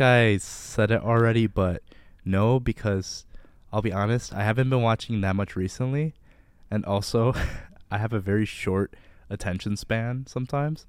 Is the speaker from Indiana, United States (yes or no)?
no; Livonia, Michigan, United States; I'm from Livonia, Michigan, which, if you don't know, is a soulless suburb of Detroit